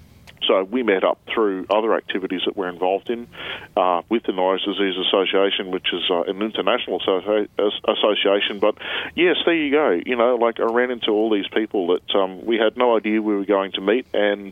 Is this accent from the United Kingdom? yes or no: no; Brisbane, Queensland, Australia; moved away as an adult; now in Melbourne, Australia; I'm from Brisbane originally.